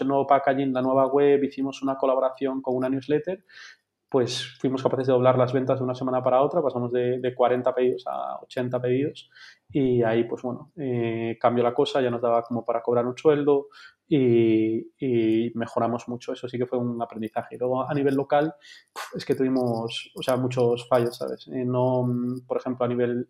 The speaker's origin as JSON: {"language": "Spanish", "town": "Vigo", "region": "Galicia", "country": "Spain", "moved": "as an adult", "lives_now": "Madrid, Spain", "said": "tengo 33 años, soy de Vigo"}